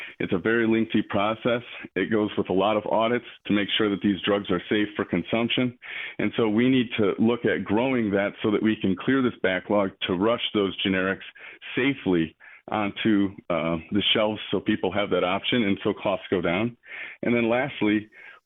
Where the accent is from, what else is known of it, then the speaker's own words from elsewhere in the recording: Michigan, United States; now in Georgia, United States; We have people in my hometown of Michigan